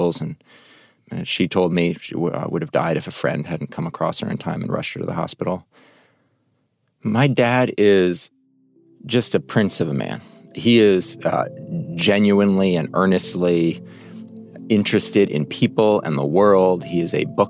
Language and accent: English; New York City, New York, United States; I grew up on the Upper West Side of New York